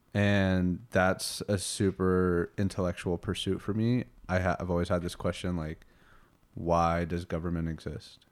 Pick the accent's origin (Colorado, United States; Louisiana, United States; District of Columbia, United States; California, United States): Colorado, United States; Colorado Springs; also born or lived in Houston, Texas; Born in Houston, uh, moved to Colorado Springs when I was six years old